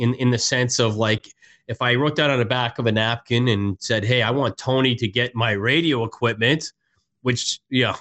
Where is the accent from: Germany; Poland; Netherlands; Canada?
Canada; moved away; I'm originally from Canada